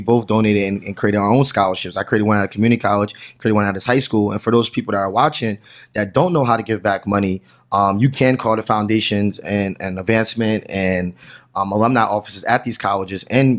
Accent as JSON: {"language": "English", "region": "New Jersey", "country": "United States", "said": "I just know that particular because I'm from New Jersey"}